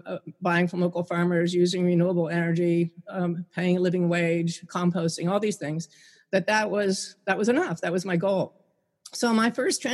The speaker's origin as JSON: {"language": "English", "region": "Pennsylvania", "country": "United States", "said": "I'm in the Pocono Mountains in my home state of Pennsylvania"}